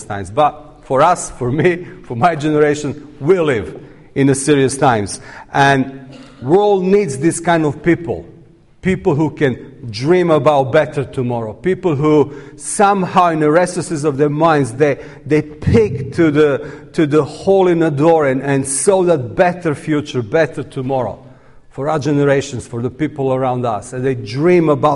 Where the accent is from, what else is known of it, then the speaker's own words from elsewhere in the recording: Serbia; I'm coming from Serbia